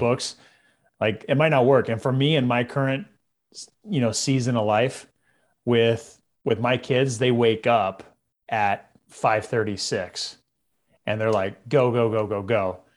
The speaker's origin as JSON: {"language": "English", "town": "Visalia", "region": "California", "country": "United States", "tie": "born or raised there", "said": "I grew up in Central California"}